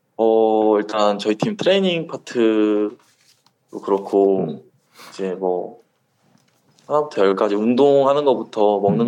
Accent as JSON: {"language": "Korean", "region": "Gwangju", "country": "South Korea", "also_born_or_lived": "Masan, Changwon", "moved": "as an adult", "lives_now": "Changwon, South Korea", "said": "저는 광주에 수편 음. 왔는데요. 음. 아. 아버지께서 고향이 거긴데"}